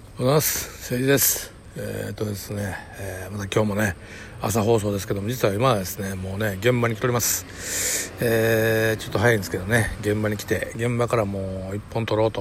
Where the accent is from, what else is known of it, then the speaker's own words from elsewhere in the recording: Kobe, Hyogo, Japan; also born or lived in Yokohama, Kanagawa; 小4までいたかな、うん、である日あの親父が蒸発してでうちのおかんが俺を引き連れて神戸に戻った